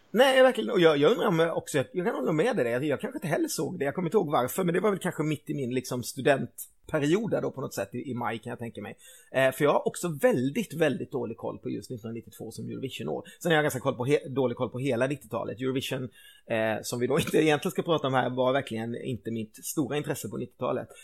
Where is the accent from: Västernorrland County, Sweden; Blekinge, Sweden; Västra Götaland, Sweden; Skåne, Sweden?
Blekinge, Sweden; Karlskrona; moved away as an adult; also born or lived in Gothenburg; året som jag flyttade hemifrån och började plugga på universitet. Så jag flyttade från Karlskrona till Göteborg